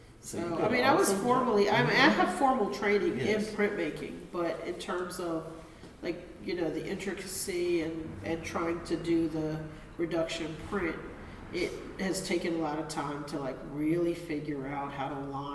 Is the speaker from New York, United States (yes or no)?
no; Philadelphia, Pennsylvania, United States; I'm a transplant from Philadelphia. And so when I moved, my family line though is from here